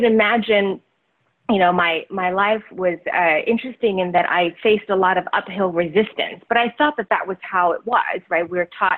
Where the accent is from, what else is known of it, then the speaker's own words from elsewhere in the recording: Taiwan; also born or lived in Southeast Asia; now in United States; growing up in Taiwan and then, you know, Southeast Asia and then coming over to the United States.